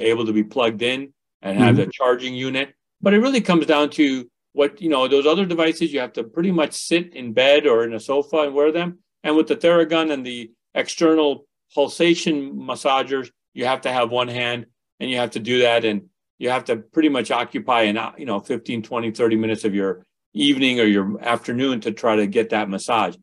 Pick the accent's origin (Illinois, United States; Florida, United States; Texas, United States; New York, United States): Illinois, United States; Westchester; also born or lived in India; We grew up in the western suburbs of Chicago.